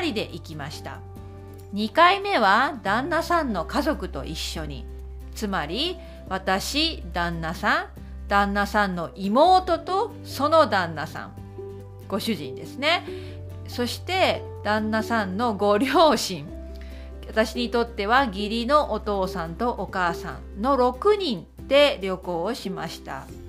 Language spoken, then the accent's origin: Japanese; Okayama, Japan; now in Belfast, United Kingdom; 私のふるさと岡山の岡山県の岡山市にも路面電車はあります